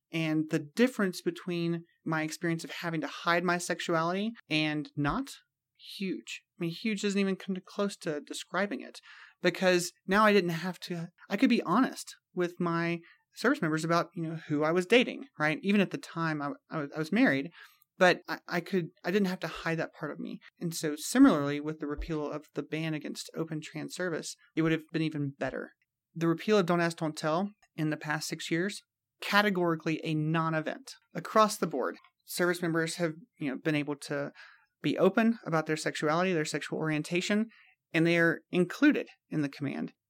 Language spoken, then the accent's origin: English; Mississippi and South Carolina, Deep South, United States; growing up in the Deep South, in Mississippi and South Carolina